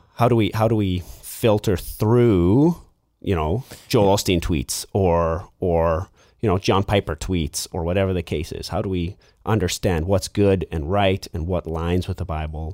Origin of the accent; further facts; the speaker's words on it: Lower Mainland, British Columbia, Canada; also born or lived in Vancouver / Abbotsford; I grew up in the Lower Mainland.